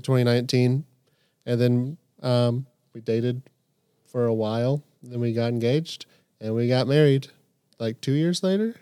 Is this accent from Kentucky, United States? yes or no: yes; Camp Nathanael, Kentucky, United States; I grew up here, and so I've been pretty immersed in a Christian household